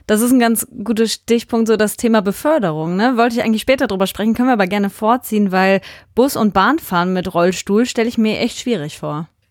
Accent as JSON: {"language": "German", "town": "Hünxe", "region": "North Rhine-Westphalia", "country": "Germany", "said": "wir kennen uns äh, aus dem Dorf, aus dem wir kommen, aus Hünxe"}